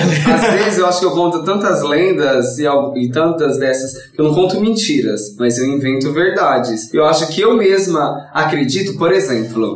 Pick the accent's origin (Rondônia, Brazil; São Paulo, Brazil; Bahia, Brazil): São Paulo, Brazil; a minha quebrada lá, a Fazenda da Juta